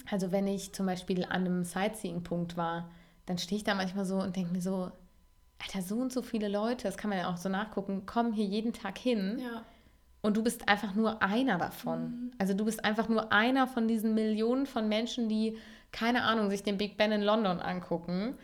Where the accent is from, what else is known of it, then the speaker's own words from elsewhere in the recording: Cologne, North Rhine-Westphalia, Germany; als Kölnerin